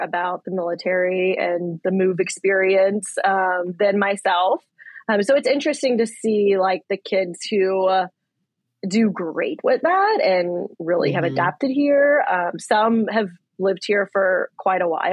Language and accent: English; Louisiana, United States; moved away as an adult; also born or lived in New Orleans; now in Okinawa, Japan; We are from Louisiana